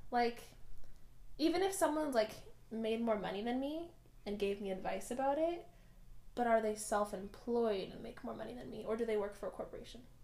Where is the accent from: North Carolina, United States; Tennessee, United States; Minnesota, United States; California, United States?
California, United States; Bay Area; we are cousins from the Bay Area